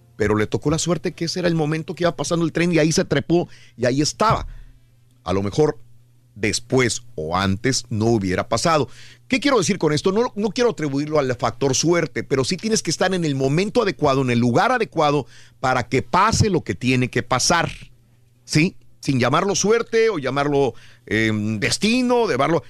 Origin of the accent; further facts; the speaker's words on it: Matamoros, Tamaulipas, Mexico; moved away; Si yo me hubiera quedado en Matamoros, Tamaulipas, de donde soy originario